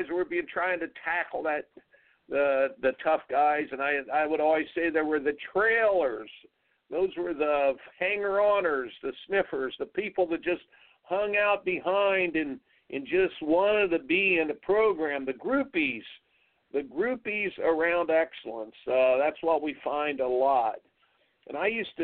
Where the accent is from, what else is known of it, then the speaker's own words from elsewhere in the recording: Indiana, United States; growing up in Indiana